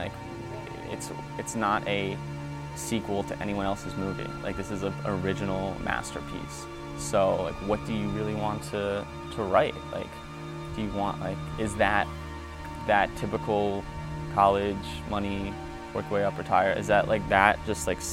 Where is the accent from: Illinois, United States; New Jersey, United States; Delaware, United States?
New Jersey, United States; Nutley; moved away as an adult; now in California, United States; I am from Nutley, New Jersey. I am 26 years old, moved out to California a little over 3 years ago.